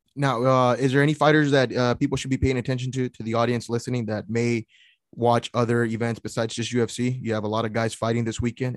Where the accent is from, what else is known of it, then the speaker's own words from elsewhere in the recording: San Antonio, Texas, United States; I'm actually in from San Antonio